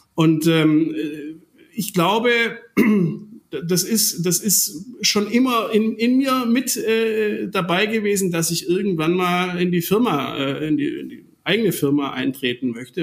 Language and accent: German; Germany; wir als, als Deutsche